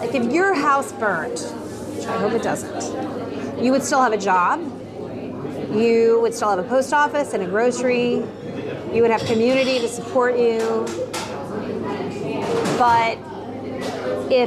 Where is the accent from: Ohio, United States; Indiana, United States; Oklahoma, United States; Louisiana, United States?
Louisiana, United States; an hour from New Orleans, southern; now in New Orleans, United States; I grew up an hour from here. My mother would tell you that I am not from New Orleans